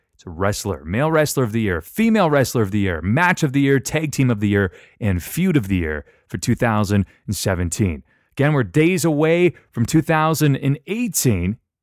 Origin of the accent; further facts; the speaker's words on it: Canada; I'm from Canada